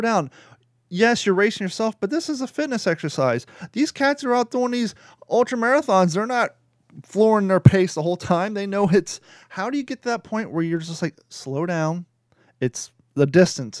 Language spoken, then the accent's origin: English; Kentucky, United States; accent: Kentucky, Florida; moved away; also born or lived in Florida; I grew up in Kentucky, so my Kentucky, Florida accent